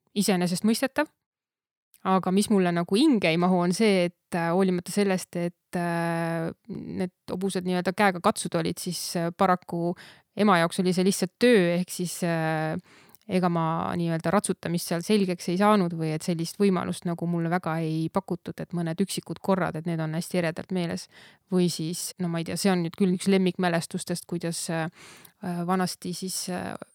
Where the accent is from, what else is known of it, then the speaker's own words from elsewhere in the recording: Saarde Parish, Pärnu County, Estonia; also born or lived in Tori; peale sündimist põhimõtteliselt ikkagi titena toodi juba siia tagasi, nii et ma olen ikkagi, pean ennast põliseks saardelaseks